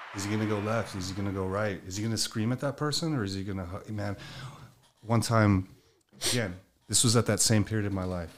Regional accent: Miami, Florida, United States; growing up in Miami

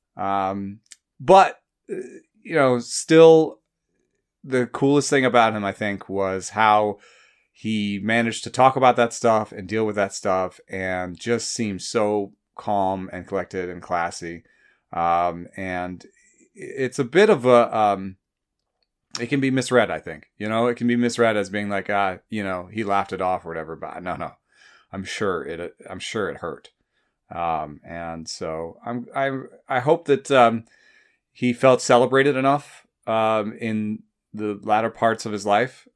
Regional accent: Atlanta, Georgia, United States; growing up in Atlanta

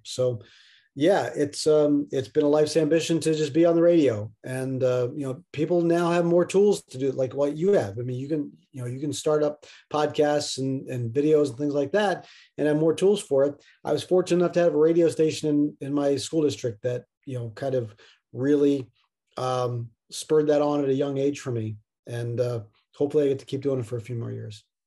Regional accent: Middletown, Pennsylvania, United States; I grew up in Middletown, Pennsylvania

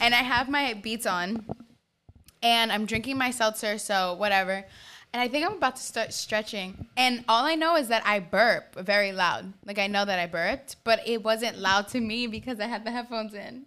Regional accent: New York, United States; I am from New York, Queens, born and raised

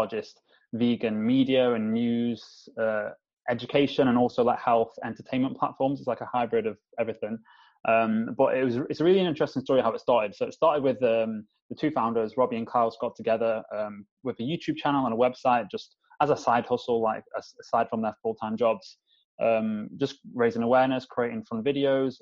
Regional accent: Staffordshire, West Midlands, United Kingdom; also born or lived in London; I live, my hometown, which is in Staffordshire in the middle of Manchester and Birmingham

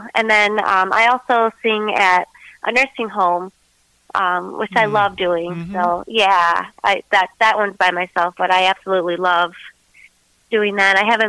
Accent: Detroit, Michigan, United States; also born or lived in Lansing area, Michigan; I grew up in the Metro Detroit area, and then I got married and I moved out towards the Lansing area. So, I've been in Michigan.

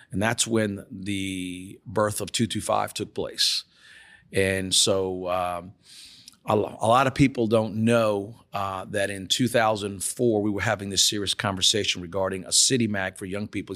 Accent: New Orleans, Louisiana, United States; I'm born and raised in New Orleans

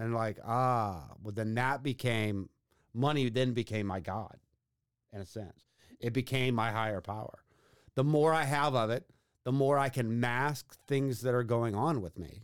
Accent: Katy, Texas, United States; growing up in Katy at the time was, like, living on an island in Houston

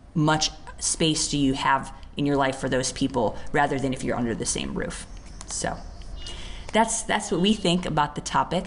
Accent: United States; now in India; I'm from the US

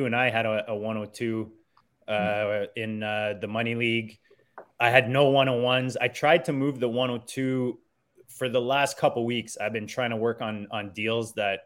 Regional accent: Canada; as a Canadian

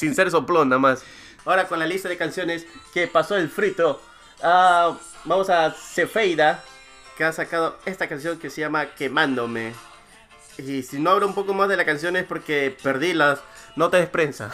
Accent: Peru; moved away; yo crecí en el Perú, me, desarrollé, estudié, primaria, secundaria, universidad

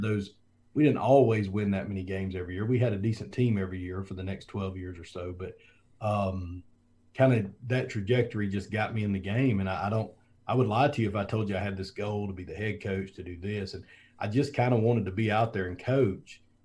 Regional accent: Foley, Alabama, United States; moved away; also born or lived in Georgia; I'm from Foley, Alabama, same place as Julio Jones and Kenny Stabler and a couple other people, but South Alabama and the beach, and um, you know football's just big down there, and we just grew up playing

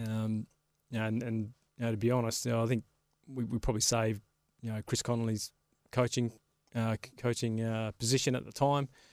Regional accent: Carnarvon, Western Australia, Australia; moved away; also born or lived in Sydney; when I grew up in Carnarvon

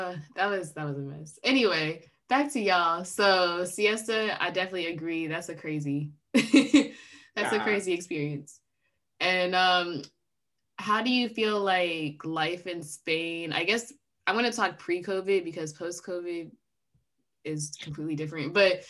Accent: United States; accent: American; And I make sure my accent is in full force so they know I'm just American.

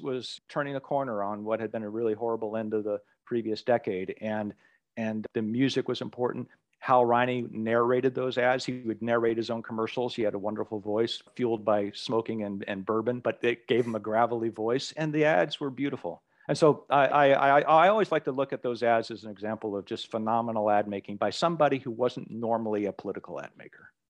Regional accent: Anchorage, Alaska, United States; as a young kid growing up in Anchorage, Alaska

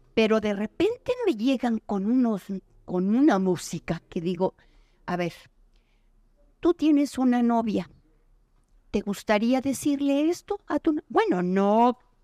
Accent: Mexico; soy mexicano

